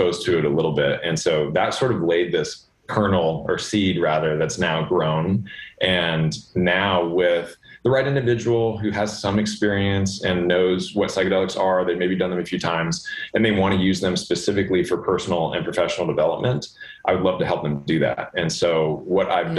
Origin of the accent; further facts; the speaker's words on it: Los Angeles, California, United States; I grew up in Los Angeles swimming